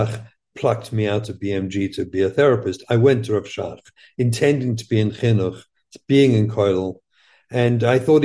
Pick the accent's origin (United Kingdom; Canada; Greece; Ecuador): United Kingdom; London; moved away as an adult; we grew up in England.